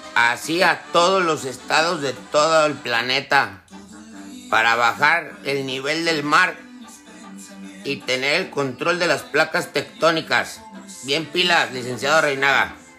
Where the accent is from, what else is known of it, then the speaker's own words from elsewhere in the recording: Jalisco, Mexico; Yo soy de Jalisco